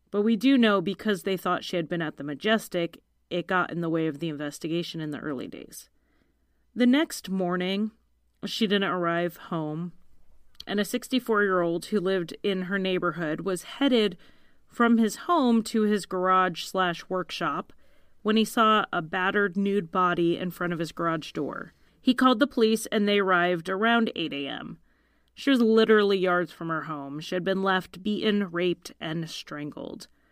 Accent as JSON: {"language": "English", "country": "United States", "said": "the American lady who can't talk right"}